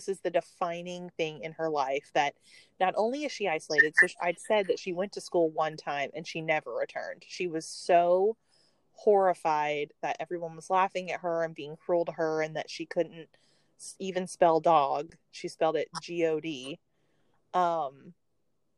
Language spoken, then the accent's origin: English; the South, United States; we're both from the South. And even though I'm not from the Outer Banks of North Carolina, I did grow up in knowing people like this.